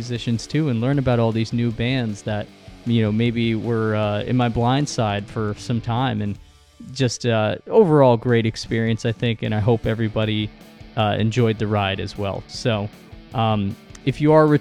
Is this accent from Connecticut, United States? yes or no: no; New York, United States; We're both from New York